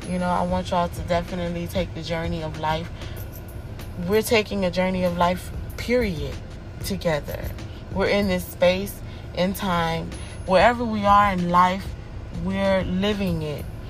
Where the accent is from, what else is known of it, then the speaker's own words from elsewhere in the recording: United States; I'm from America